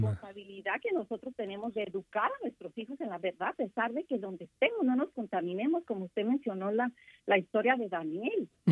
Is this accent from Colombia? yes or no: no; Mexico; Yo como mexicana